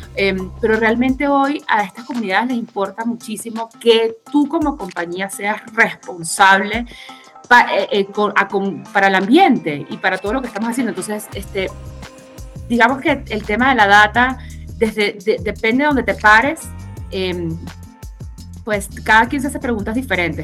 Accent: Caracas, Capital District, Venezuela; accent: Venezuelan; moved away as an adult; now in Mexico; Yo soy venezolana, caraqueña, tengo 12 años en México

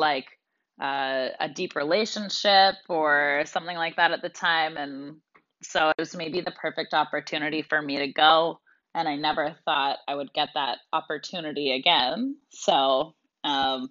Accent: Canada; moved away as an adult; also born or lived in United States / Russia; growing up in Canada

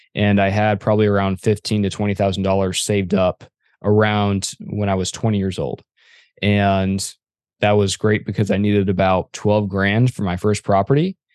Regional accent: Arizona, United States; I am from Arizona

